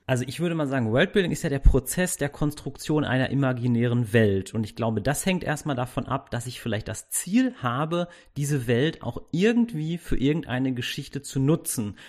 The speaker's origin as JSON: {"language": "German", "town": "Castrop-Rauxel", "region": "North Rhine-Westphalia", "country": "Germany", "tie": "born or raised there", "said": "ich komme aus Castrop-Rauxel"}